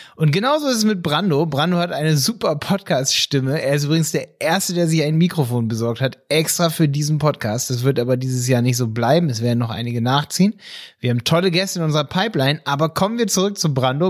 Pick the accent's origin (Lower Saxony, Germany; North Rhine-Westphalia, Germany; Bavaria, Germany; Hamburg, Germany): Lower Saxony, Germany; Hanover; ich komme aus Hannover, bei Hildesheim.